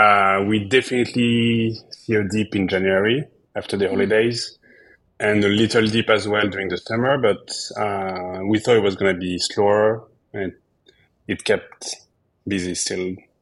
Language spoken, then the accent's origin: English; the Alps, France; now in Brooklyn, United States; I'm from the Alps, so we go in my hometown